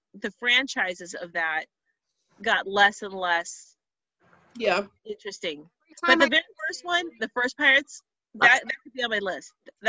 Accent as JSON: {"language": "English", "town": "Fillmore", "region": "California", "country": "United States", "said": "I'm from Fillmore"}